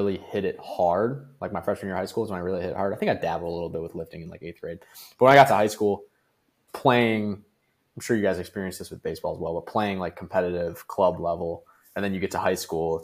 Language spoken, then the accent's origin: English; Amherst, Ohio, United States; moved away as an adult; also born or lived in Cleveland, Ohio; now in Orlando, United States; me coming from Amherst, Ohio.